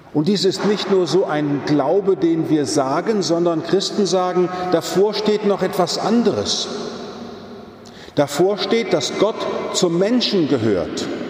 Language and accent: German; Stadtlohn, North Rhine-Westphalia, Germany; now in Frankfurt am Main, Germany; wenn ich in meine Heimat fahre, ins Münsterland, nach Stadtlohnsee, meine Pfarrkirche